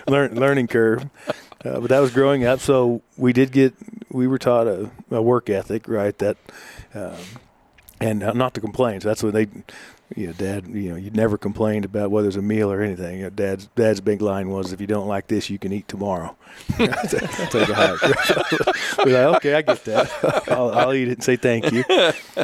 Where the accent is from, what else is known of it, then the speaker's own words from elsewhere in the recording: Butler County, east of Wichita, Kansas, United States; I grew up in the district I represent, just east of Wichita in Butler County, out on the backside of a dairy farm